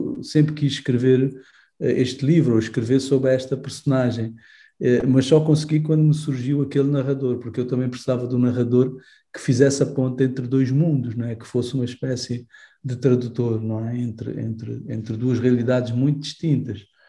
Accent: Angola; eu cresci eh, em Angola

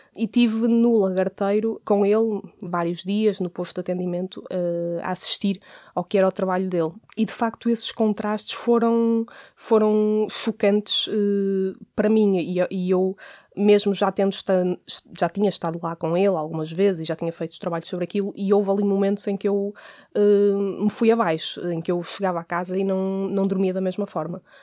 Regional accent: Porto, Norte, Portugal; aquele território acaba por ser também um território onde eu cresci.

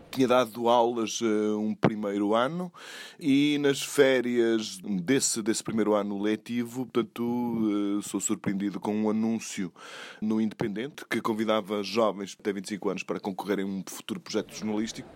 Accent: Douro, Portugal; tenho 54 anos, nasci no Douro

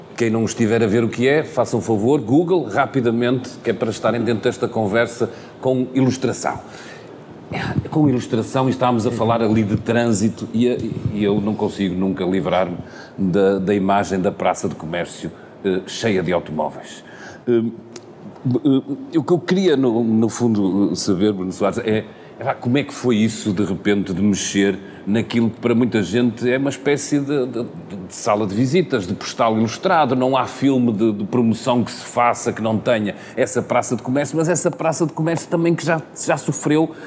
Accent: Porto, Norte, Portugal; eu sou do Porto e por isso a gente costuma dizer lá no Terreiro do Passo

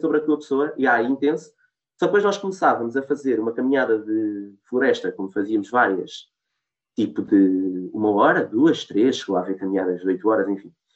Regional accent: Portugal; nós somos portugueses

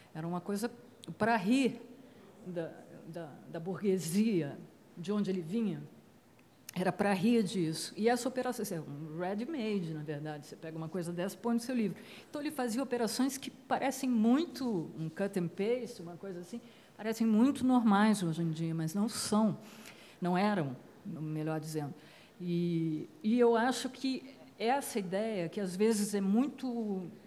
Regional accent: Brazil; nós existimos, enquanto brasileiros

